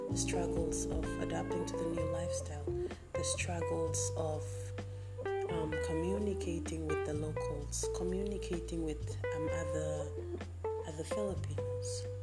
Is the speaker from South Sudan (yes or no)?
no; Papua New Guinea; now in Philippines; I come from Papua New Guinea and I live in the Philippines.